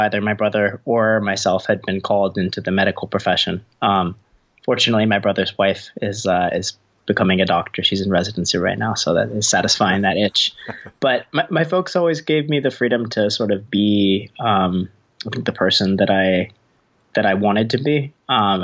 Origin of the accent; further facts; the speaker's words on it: Eugene, Oregon, United States; I did grow up in Eugene.